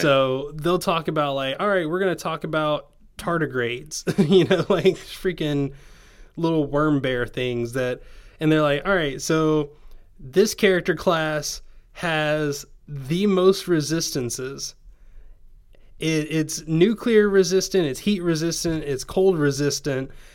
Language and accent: English; Tennessee, United States; my accent comes out when I talk to you 'cause everyone else is like, "Oh, hey, you're from, you're from Tennessee."